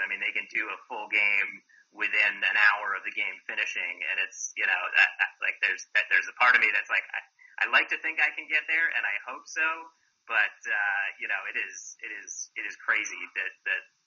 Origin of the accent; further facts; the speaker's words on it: Dover, Massachusetts, United States; moved away as an adult; also born or lived in New York / Minnesota / San Francisco; I grew up in uh, Massachusetts, uh, a small town called Dover